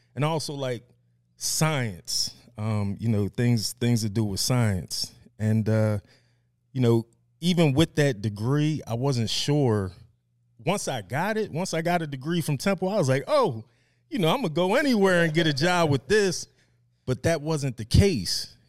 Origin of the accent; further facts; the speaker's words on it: Media, Pennsylvania, United States; I was born and raised in Media, Pennsylvania